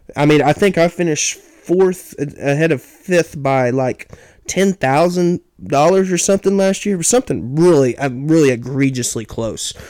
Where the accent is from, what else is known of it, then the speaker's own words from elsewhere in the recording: Oklahoma, United States; my home state of Oklahoma